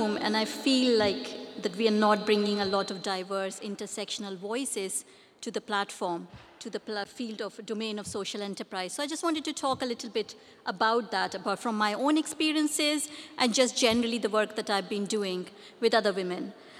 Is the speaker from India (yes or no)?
yes; India; English is a second language; moved away as an adult; I came from India 20 years ago here to do my PhD, so I would talk about from the South Asian women experience.